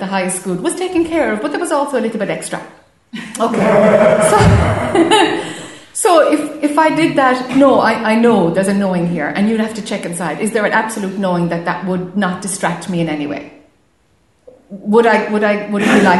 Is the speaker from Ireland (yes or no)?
yes; Ireland; being Irish or, you know, being the youngest of a big family